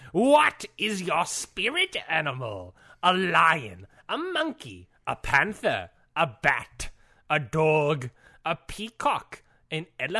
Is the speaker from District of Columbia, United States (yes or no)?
no; Maryland, United States; Luckily, I grew up in Maryland.